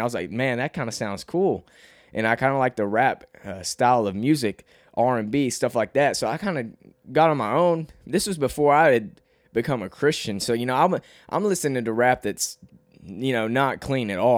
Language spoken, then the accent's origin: English; Cabot, Arkansas, United States; accent: Southern twang; also born or lived in New York; I'm from Arkansas and I've, I've always lived here my whole life.